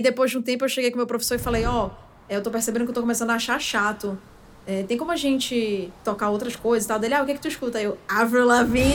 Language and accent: Portuguese; Manaus, Amazonas, Brazil; moved away as an adult; now in São Paulo, Brazil; nasci e cresci em Manaus. Até meus 24 anos eu morei lá